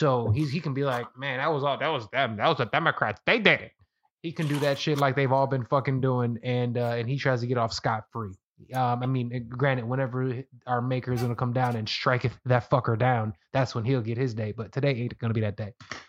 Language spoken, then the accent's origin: English; New York, United States; Anything Latino, you're supposed to hold down. Like, oh, I'm from New York.